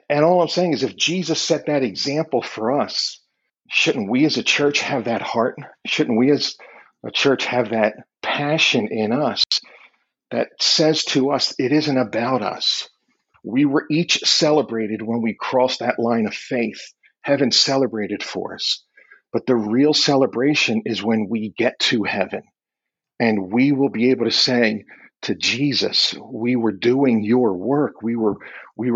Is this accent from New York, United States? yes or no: no; Philadelphia, Pennsylvania, United States; I'm from Philly